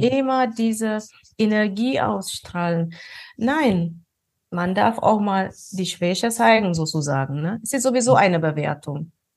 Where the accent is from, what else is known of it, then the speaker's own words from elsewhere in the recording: Ethiopia; moved away; Ich bin, ähm, aus Ostafrika, in Äthiopien bin ich geboren